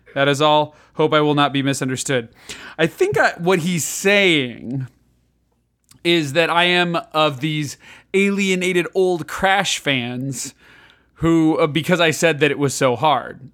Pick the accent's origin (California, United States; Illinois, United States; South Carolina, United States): Illinois, United States; Chicago; moved away; growing up in Chicago